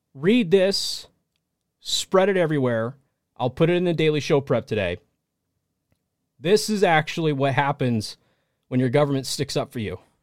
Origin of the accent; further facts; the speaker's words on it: United States; I'm an American, and this is my country